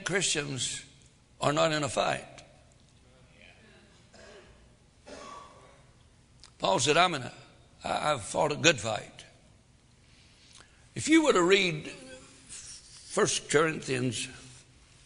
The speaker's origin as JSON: {"language": "English", "region": "the Deep South", "country": "United States", "tie": "born or raised there", "said": "I was raised in the deepest part of the South"}